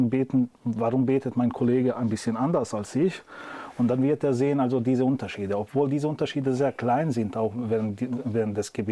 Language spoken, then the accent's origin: German; Bosnia & Herzegovina; Also äh, ich komme aus Bosnien, wir sind hanefetischer Schule